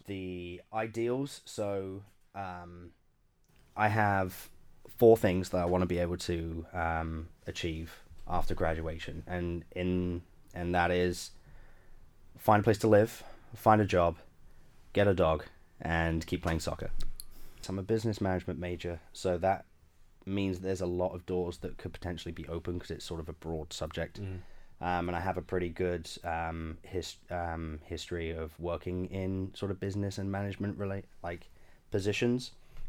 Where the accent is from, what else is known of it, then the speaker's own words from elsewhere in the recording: London, United Kingdom; now in United States; So back in 2013, I came to Western Massachusetts from London, England, to be just a general camp counselor for the summer.